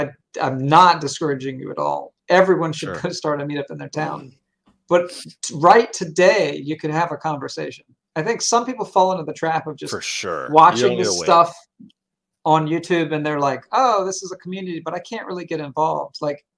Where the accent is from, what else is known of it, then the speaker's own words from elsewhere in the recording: the South, United States; I'm from the South.